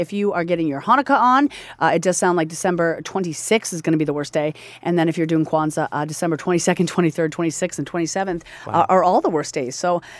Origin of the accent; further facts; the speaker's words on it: Nova Scotia, Canada; moved away; I'm from Nova Scotia. I never usually go home for Christmas.